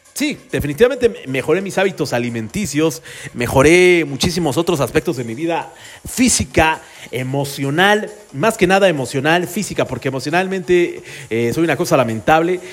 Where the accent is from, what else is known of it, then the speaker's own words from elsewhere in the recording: Mexico; los que somos aquí de México